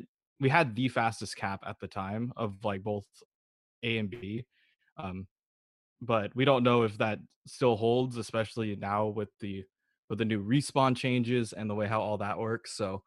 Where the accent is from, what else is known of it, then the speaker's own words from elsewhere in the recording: Bay Area, California, United States; I'm from the Bay Area